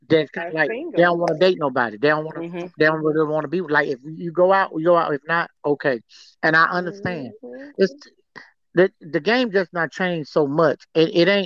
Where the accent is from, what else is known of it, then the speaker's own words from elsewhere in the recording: Atlanta, Georgia, United States; I'm from Atlanta